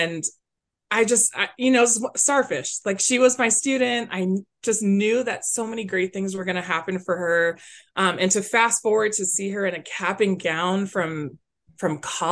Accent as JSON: {"language": "English", "town": "Glendale", "region": "Arizona", "country": "United States", "tie": "born or raised there", "also_born_or_lived": "Phoenix, Arizona / Tucson, Arizona", "said": "born and raised in Glendale, which is a little pocket right next to Phoenix, Arizona"}